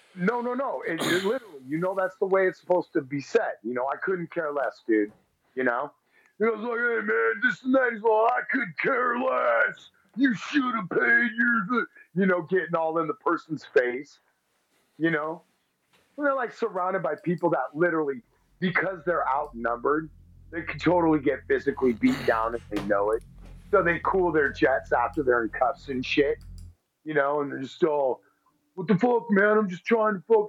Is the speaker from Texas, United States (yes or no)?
yes; Texas, United States; I'm from Texas, and I mean, I I don't think I got too much of a Texas accent.